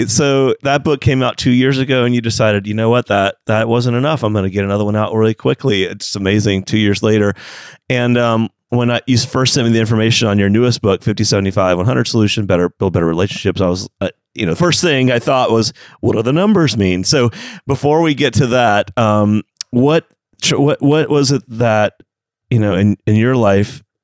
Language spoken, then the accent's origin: English; Atlanta, Georgia, United States; that's my hometown